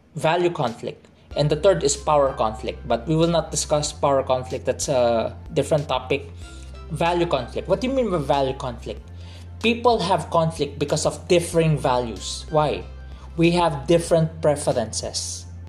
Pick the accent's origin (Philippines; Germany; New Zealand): Philippines; I am a Filipino, because I grew up here. I am a Filipino citizen, but I grew up in a Chinese culture in a Filipino setting